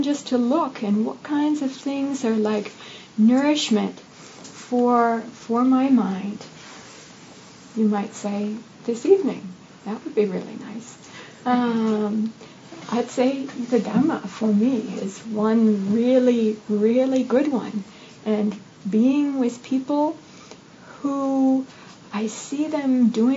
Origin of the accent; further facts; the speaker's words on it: United States; growing up in the United States as a young female